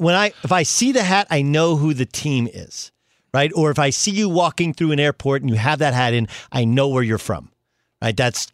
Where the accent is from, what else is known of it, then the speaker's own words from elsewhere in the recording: Milwaukee, Wisconsin, United States; And I was born in Milwaukee